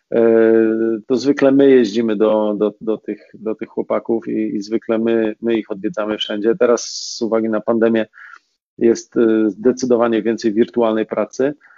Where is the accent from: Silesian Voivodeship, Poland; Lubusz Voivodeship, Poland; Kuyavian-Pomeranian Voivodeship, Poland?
Silesian Voivodeship, Poland; Racibórz